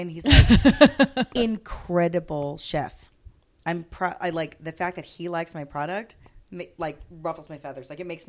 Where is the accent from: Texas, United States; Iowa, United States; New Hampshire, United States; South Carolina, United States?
Texas, United States; Corpus Christi; this is my hometown. Corpus Christi is it, right?